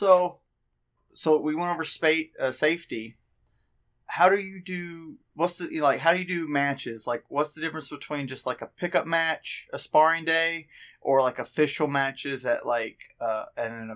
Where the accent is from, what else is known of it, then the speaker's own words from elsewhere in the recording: United States; I'm American